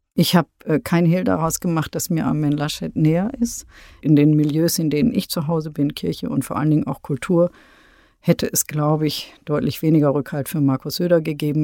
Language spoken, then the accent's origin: German; Münster, North Rhine-Westphalia, Germany; moved away as an adult; now in Berlin, Germany; Ich finde Münster ähm, äh, wunderschön, ist meine Heimatstadt, freue mich, bin immer dankbar, dass ich in diesem Ambiente groß geworden bin